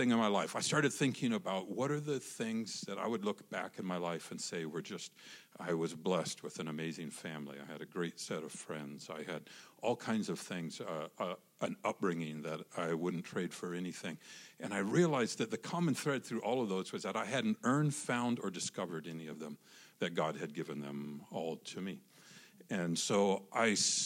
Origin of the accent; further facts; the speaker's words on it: Soldotna, Alaska, United States; moved away; I grew up in the Holy Land, Kenai and Soldotna in Alaska